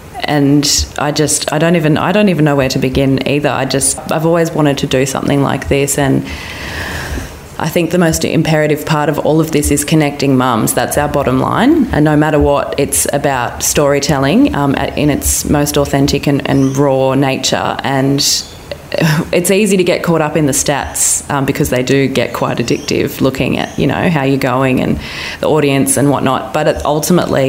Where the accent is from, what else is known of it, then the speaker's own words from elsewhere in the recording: Mollymook, New South Wales, Australia; now in Sydney, Australia; I grew up in Mollymook on the south coast